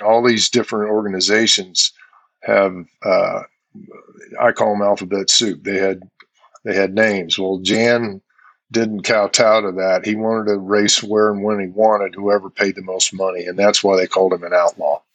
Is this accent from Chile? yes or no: no; Indianapolis, Indiana, United States; I grew up in Indianapolis